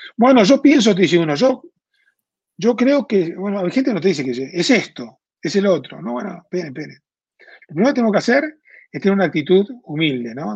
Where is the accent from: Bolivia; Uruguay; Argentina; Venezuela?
Argentina; moved away as an adult; now in Mexico; En Argentina, de donde yo vengo, pues yo vivo hace 20 años en México, porque yo soy argentino